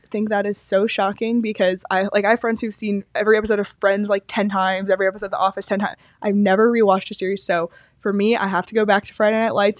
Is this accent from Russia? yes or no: no; Toronto, Ontario, Canada; moved away; I grew up in Toronto